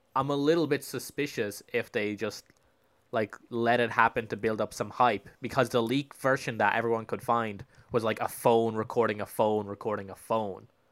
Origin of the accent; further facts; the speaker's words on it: Spain; moved away; I grew up in Spain